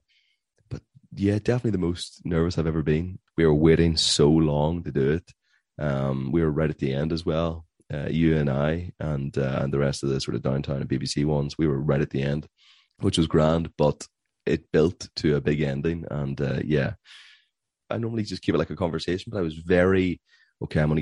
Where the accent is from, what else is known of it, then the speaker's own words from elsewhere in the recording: Ireland; I'm Irish